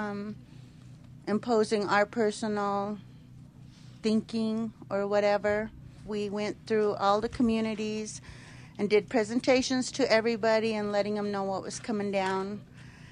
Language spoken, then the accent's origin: English; Duckwater Shoshone, Nevada, United States; I'm originally from the Duckwater Shoshone tribe